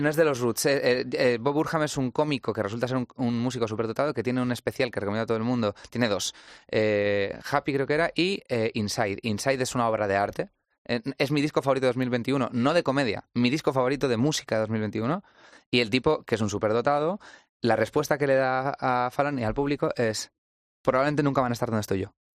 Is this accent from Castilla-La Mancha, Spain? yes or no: yes; Toledo, Castilla-La Mancha, Spain; venimos de Toledo